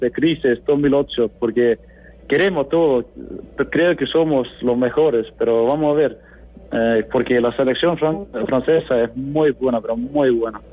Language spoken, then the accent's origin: Spanish; Iceland